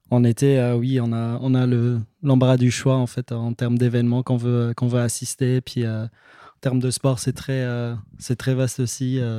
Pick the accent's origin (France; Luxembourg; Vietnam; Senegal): Luxembourg; moved away as an adult; now in Montreal, Canada; Avant, j'étais chez moi au Luxembourg.